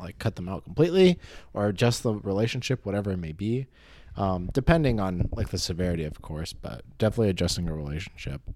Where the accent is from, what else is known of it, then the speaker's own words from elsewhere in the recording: California, United States; I'm Californian.